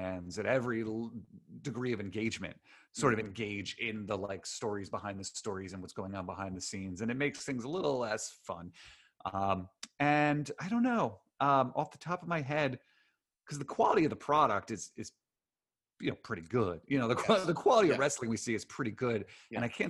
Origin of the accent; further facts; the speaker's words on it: Queens and then Long Island, New York, United States; I grew up first in Queens and then Long Island